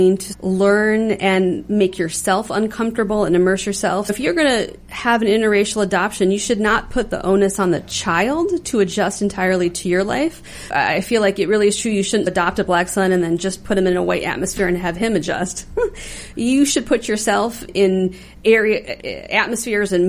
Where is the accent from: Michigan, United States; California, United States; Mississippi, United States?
Michigan, United States; Detroit; I grew up in Detroit